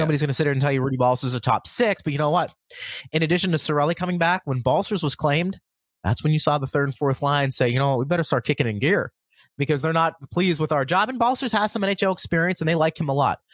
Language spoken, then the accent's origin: English; Pittsburgh, Pennsylvania, United States; growing up in Pittsburgh